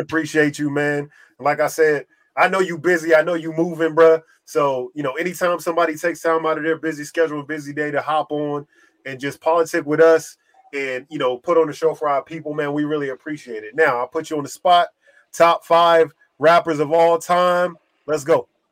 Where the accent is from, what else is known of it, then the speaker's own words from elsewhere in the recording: East Coast, United States; I'm from the East Coast